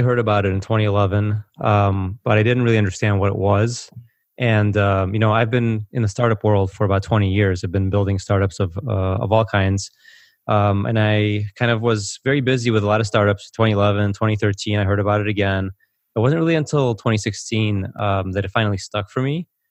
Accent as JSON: {"language": "English", "country": "United States", "tie": "born or raised there", "also_born_or_lived": "former Soviet Union", "said": "I grew up in America, but I actually came from the former Soviet Union. So, uh, I came over in nineteen eighty-nine"}